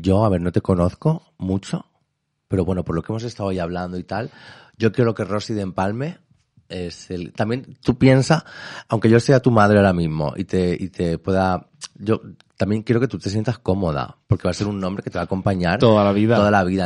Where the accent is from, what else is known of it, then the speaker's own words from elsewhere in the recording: Elche, Valencian Community, Spain; soy de Elche